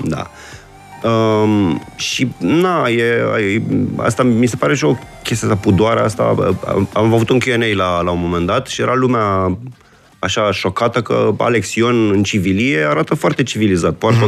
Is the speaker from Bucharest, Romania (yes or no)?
yes; Bucharest, Romania; sunt născut și crescut în București